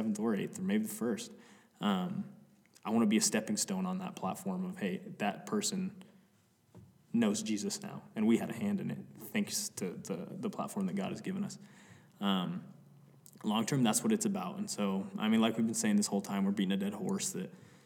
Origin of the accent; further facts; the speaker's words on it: Cody, Wyoming, United States; We're from Cody, Wyoming, which it's like any direction you go, you can be in a different mountain range.